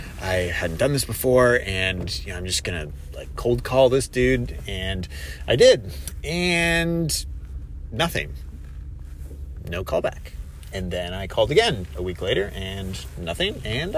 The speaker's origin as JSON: {"language": "English", "town": "Columbus", "region": "Ohio", "country": "United States", "tie": "born or raised there", "said": "my driving for dollars has been in Columbus, which is about an hour away, and that's my hometown."}